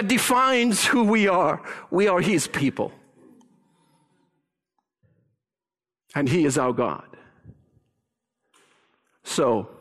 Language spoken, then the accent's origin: English; Canada; we as Canadians, and yes, I include myself in that because I am so Canadian.